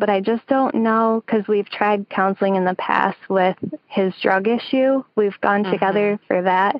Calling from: Harrison, Michigan, United States; Oh, Harrison, Michigan.

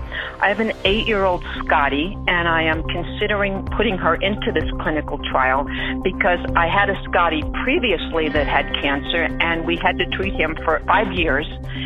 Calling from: Denver, Colorado, United States; I'm calling from Denver, Colorado.

